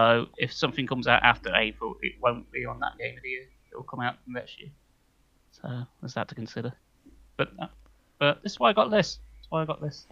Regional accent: United Kingdom; we are British

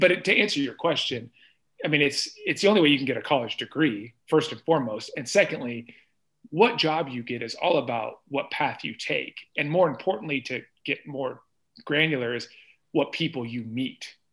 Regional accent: Iowa, United States; moved away as an adult; also born or lived in Columbus, Ohio; I'm from Iowa

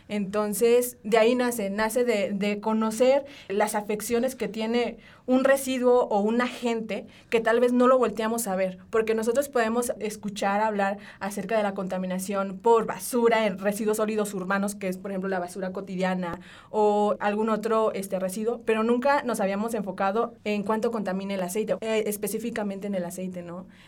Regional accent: Mexico; como buen mexicano nos gusta el aceite, ¿saben?

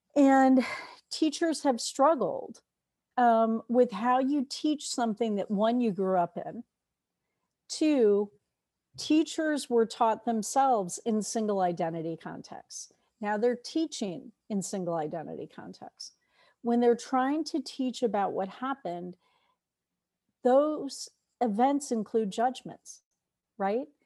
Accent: New York, United States; I'm a New Yorker

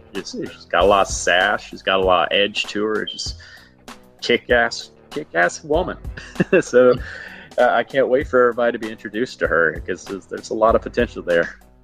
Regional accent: Huntsville, Alabama, United States; moved away as an adult; also born or lived in New York; Growing up in Alabama

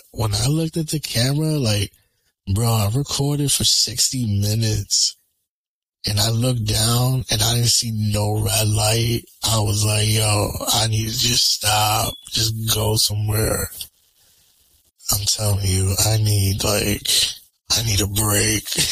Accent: Connecticut, United States; I'm from Connecticut.

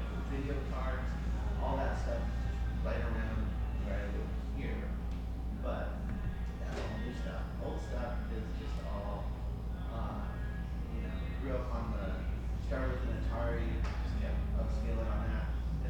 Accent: Montana, United States; now in California, United States; I grew up in Montana

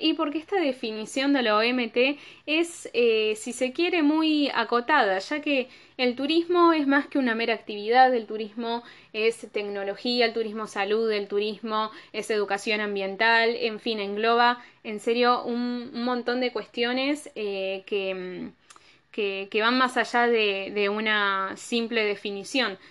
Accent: Argentina; Soy de Argentina

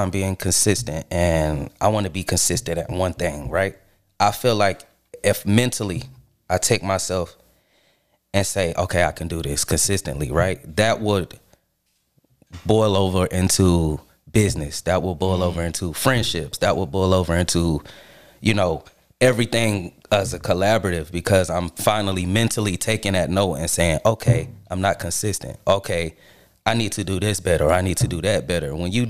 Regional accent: Charlotte, North Carolina, United States; also born or lived in Queens, New York; I'm from Charlotte. Yeah, I'm from Charlotte. I was born in New York, but I'm from Charlotte.

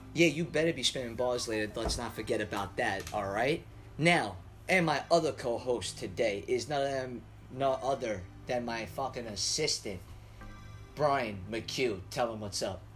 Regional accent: New York City, New York, United States; I'm from Staten Island

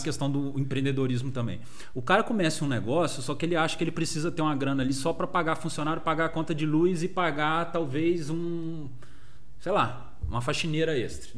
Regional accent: Volta Redonda, Rio de Janeiro, Brazil; also born or lived in Dublin, Ireland / Três Rios; eu sou de Volta Redonda, a M Broker também tem a sede aqui em Volta Redonda

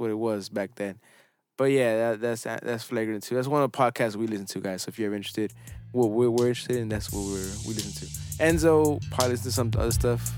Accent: United States; I know I'm an American

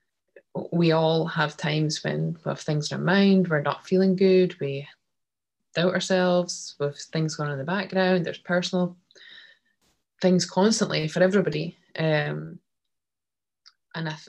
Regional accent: Scotland, United Kingdom; as Scottish people

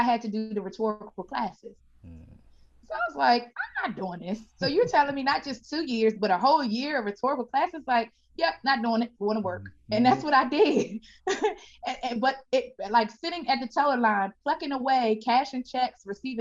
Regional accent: Landover, Maryland, United States; also born or lived in Washington, D.C.; born and raised in the DMV area. I was born in Washington, D.C., and we were raised in Landover, Maryland

